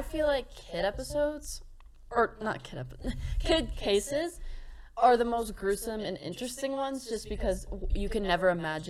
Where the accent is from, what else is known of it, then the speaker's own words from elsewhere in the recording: Port St. John, Florida, United States; moved away; I grew up in Brevard County, Florida, more specifically Port St. John, and I lived there for 15 years of my life.